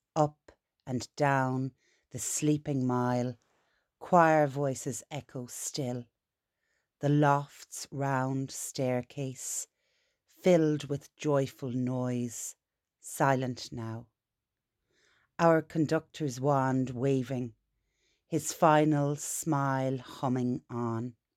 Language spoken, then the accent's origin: English; Ireland; as an Irish person